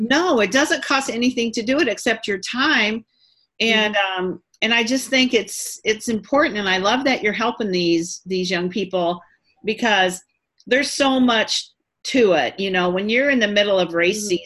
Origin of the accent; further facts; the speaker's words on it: Quincy, Illinois, United States; I was born and raised near Quincy, Illinois